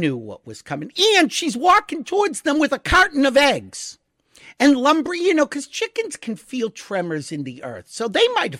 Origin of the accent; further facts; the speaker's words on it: United States; I'm an American